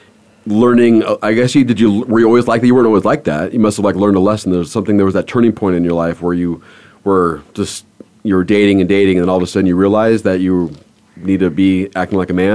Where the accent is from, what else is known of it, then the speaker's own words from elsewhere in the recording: Los Angeles, California, United States; I grew up in Los Angeles. I mean, the mentality was a lot different growing mm-hmm. up in a city like that.